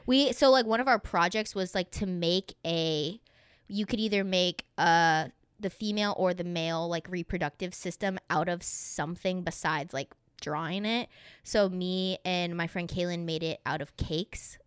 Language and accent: English; the South, United States; I grew up in the South